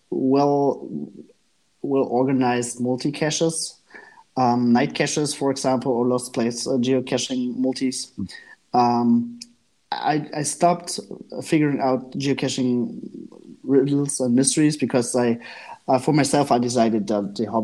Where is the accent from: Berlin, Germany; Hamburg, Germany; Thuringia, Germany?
Thuringia, Germany; Gera; English is a second language; moved away as an adult; now in Hanover, Germany; I grew up in Eastern Germany